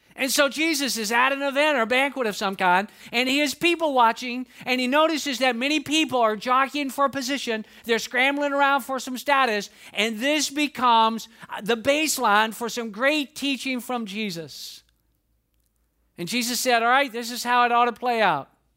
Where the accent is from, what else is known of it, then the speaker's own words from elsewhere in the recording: Atlanta, Georgia, United States; accent: Southern drawl; I'm from the South. I'm from Atlanta, Georgia. That is no secret. I have a Southern drawl